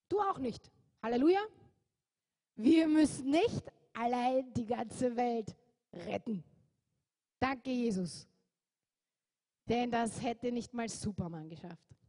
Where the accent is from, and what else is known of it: Austria